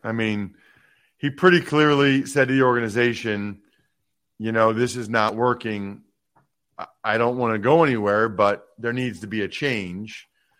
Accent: Reading, Pennsylvania, United States; not too far from where I grew up in Reading.

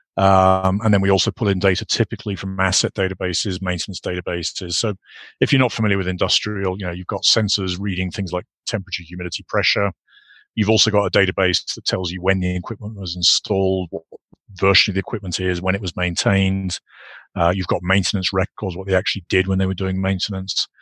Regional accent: United Kingdom; moved away as an adult; also born or lived in Ireland; I grew up in the UK, obviously, as you can you can probably gather from my accent

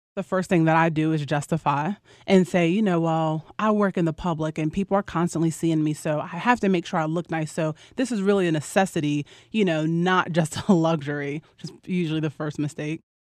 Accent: Roanoke, Virginia, United States; I'm from Roanoke, Virginia

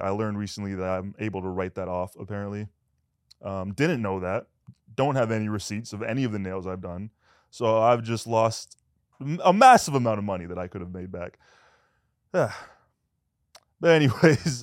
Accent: Canada; moved away as an adult; now in United States; I'm Canadian

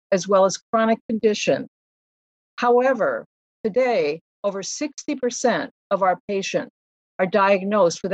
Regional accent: Ames, Iowa, United States; also born or lived in New York City; now in Iowa City, United States; I grew up in Ames, I moved to New York City right after college

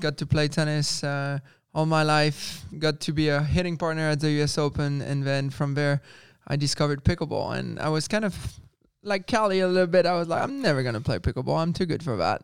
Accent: France; moved away; also born or lived in Spain; growing up in France, and I was with the French Federation

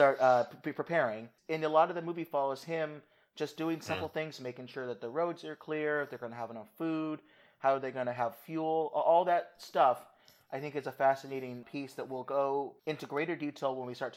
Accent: Los Angeles, California, United States; moved away; I'm originally from Los Angeles, California, so we think about earthquakes all the time

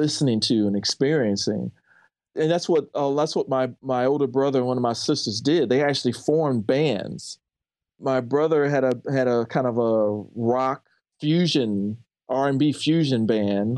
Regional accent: St. Louis, Missouri, United States; also born or lived in Ferguson, Missouri / University City, Missouri; I grew up in a suburb of Saint Louis

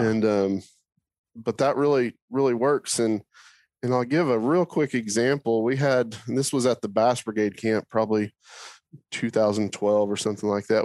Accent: Oklahoma, United States; I grew up in Oklahoma

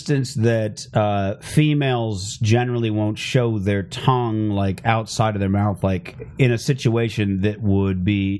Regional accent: Phoenix, Arizona, United States; Mostly Phoenix.

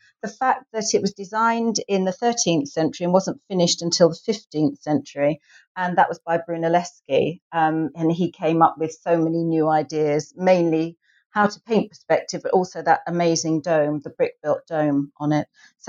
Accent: England, United Kingdom; and I suppose it's because I'm English, is the Palace of Westminster

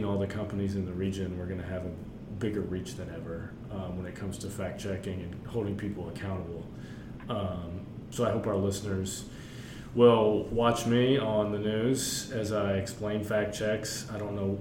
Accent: Fuquay-Varina, North Carolina, United States; I grew up in Fuquay

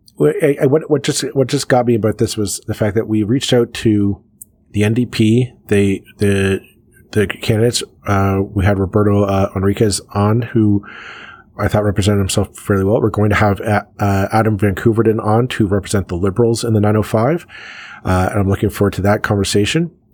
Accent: Canada

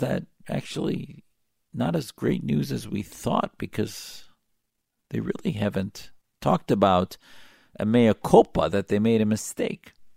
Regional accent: United States; I'm an American Muslim, a patriot

